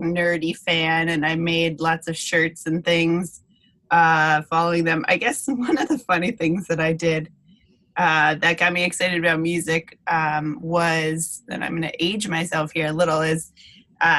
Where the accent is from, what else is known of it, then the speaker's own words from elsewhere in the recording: Western Massachusetts, United States; I grew up in Western Mass, and there's a lot of good all-ages venues there